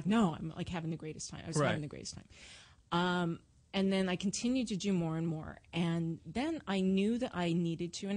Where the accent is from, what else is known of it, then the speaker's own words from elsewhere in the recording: Orange County, California, United States; I grew up in Orange County